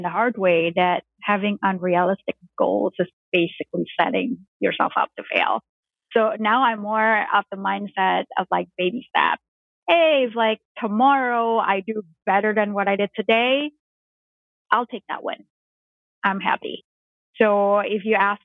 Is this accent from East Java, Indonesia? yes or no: no; Jakarta, Indonesia; I grew up in Jakarta, Indonesia